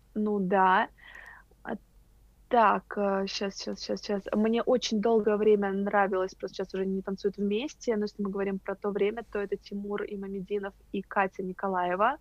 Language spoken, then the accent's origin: Russian; Moscow, Russia; мы, москвичи